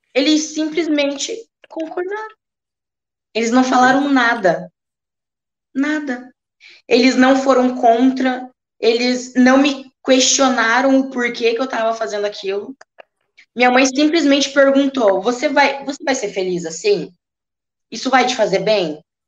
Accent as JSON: {"language": "Portuguese", "region": "Rio Grande do Sul", "country": "Brazil", "said": "na minha região, que eu sou gaúcha"}